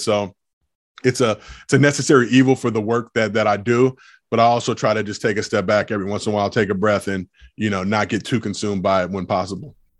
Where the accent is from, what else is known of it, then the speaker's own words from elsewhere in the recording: Los Angeles, California, United States; I grew up in Los Angeles